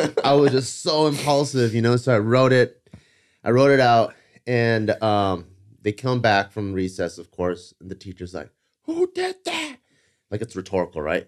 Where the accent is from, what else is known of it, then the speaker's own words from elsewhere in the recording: Cerritos, California, United States; growing up in Cerritos